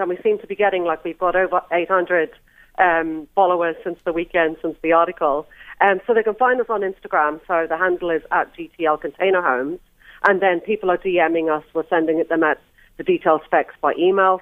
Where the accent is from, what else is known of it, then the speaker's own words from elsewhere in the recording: Ireland; moved away; also born or lived in New Zealand; I'm Irish